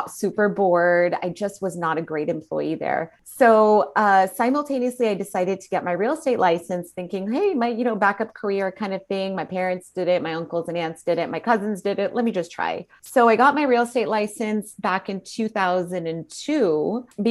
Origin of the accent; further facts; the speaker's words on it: Fremont, California, United States; moved away as an adult; also born or lived in Chicago, Illinois; my husband and I actually decided to move to my hometown, which was Fremont, California